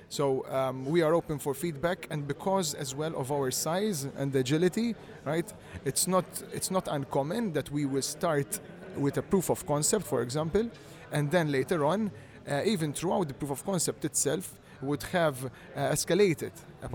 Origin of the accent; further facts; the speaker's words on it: Malta; I am from Malta, yeah, born and raised, all here